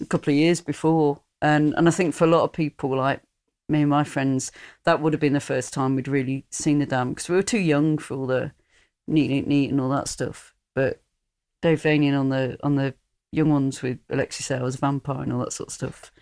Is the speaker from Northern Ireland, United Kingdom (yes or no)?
no; Hertfordshire, East of England, United Kingdom; moved away; also born or lived in Sheffield; growing up in Hertfordshire